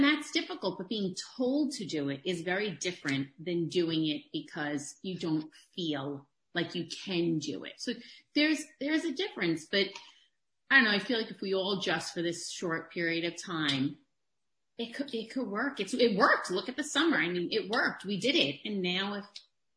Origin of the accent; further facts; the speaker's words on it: New York City, New York, United States; accent: thick New York; now in Long Island, United States; I grew up in Queens